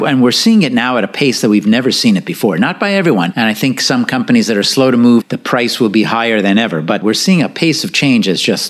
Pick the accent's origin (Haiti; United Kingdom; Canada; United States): Canada; moved away; growing up in Canada